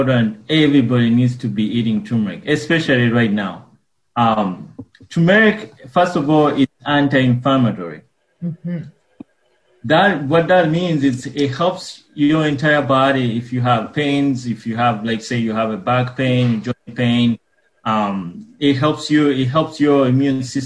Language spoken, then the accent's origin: English; Uganda; moved away; I was born and raised in Uganda